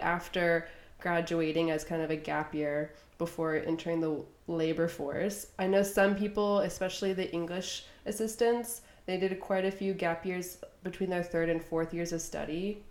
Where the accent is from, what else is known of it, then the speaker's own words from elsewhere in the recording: United States; accent: American; I'm from the US